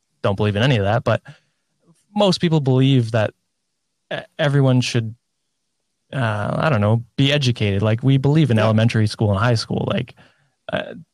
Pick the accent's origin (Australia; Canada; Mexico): Canada; I'm not an American, but as a fellow Canadian